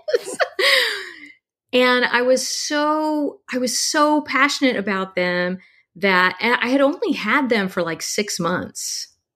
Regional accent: Texas, United States; I grew up in Texas

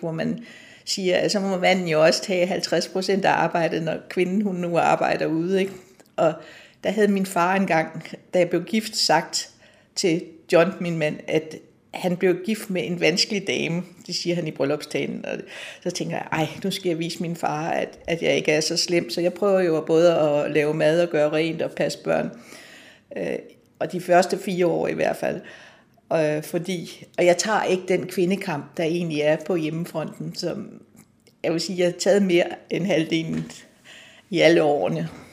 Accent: Nakskov, Zealand, Denmark; moved away as an adult; also born or lived in Copenhagen; now in Allerød, Denmark; jeg kommer fra Nakskov, og min far han var landsretsoverfører i Nakskov, og vi boede i en lejlighed midt inde i byen

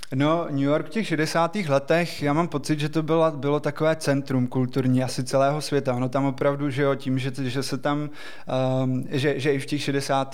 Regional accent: Czechia; My jsme na něj jako Češi ještě navíc strašně hrdí

